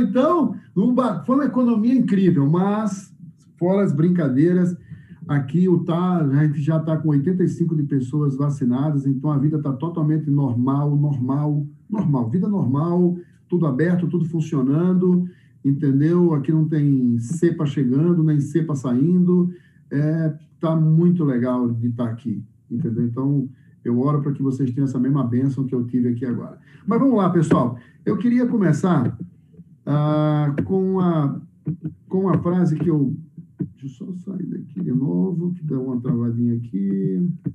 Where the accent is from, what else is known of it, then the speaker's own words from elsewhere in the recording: Northeast Region, Brazil; moved away; eu sou nordestino